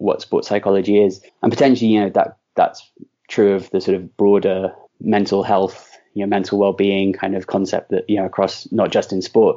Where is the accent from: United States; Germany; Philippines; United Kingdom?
United Kingdom; London; I was raised in London